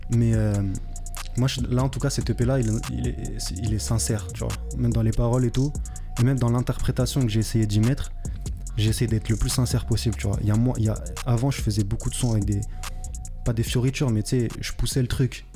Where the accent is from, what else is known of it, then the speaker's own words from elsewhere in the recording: France; also born or lived in Paris region; je suis français